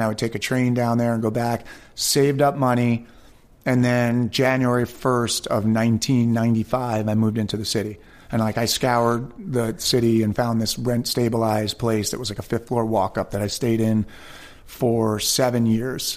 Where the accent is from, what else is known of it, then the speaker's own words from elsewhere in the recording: Westchester County, New York, United States; I was born and raised in Westchester County, New York.